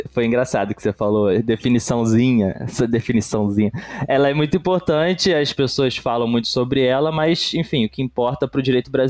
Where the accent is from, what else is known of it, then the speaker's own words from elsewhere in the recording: São Caetano do Sul, São Paulo, Brazil; Eu sou São Caetanense, que também é paulista.